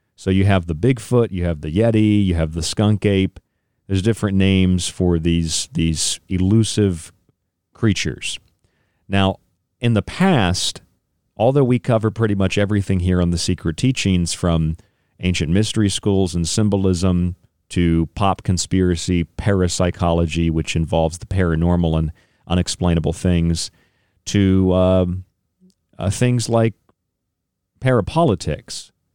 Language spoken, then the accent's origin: English; Florida, United States; now in Western New York, United States; I'm from Florida